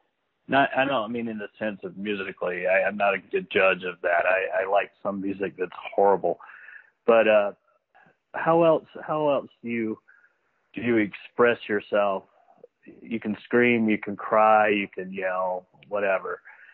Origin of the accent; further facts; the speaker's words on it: North Carolina, United States; moved away as an adult; now in Colorado, United States; Well, I'm 52 years old. I live in Colorado. Born and raised on the East Coast in North Carolina. Moved out here.